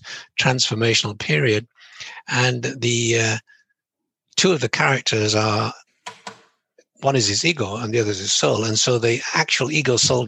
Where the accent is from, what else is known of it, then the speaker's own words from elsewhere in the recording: England, United Kingdom; I'm from England.